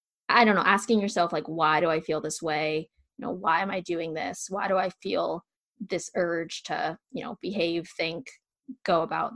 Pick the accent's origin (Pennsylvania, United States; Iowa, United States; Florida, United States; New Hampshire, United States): Pennsylvania, United States; I'm born and bred in Pennsylvania. Like I ski when it's -5 degrees. Like I'm bred for this cold weather.